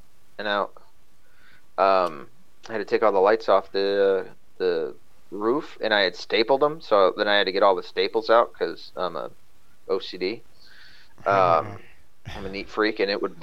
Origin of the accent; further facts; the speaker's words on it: the South, United States; I was from the South, which I am